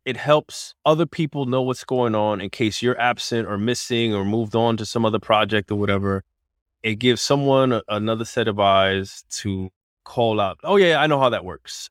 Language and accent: English; New York, United States; my hometown is New York